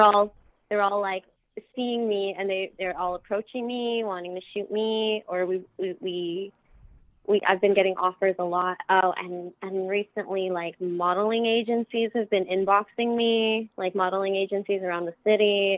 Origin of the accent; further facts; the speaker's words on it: Las Vegas, Nevada, United States; my hometown of Las Vegas